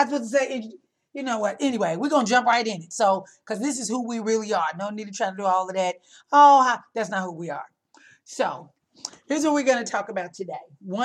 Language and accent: English; Illinois, United States; I grew up in Illinois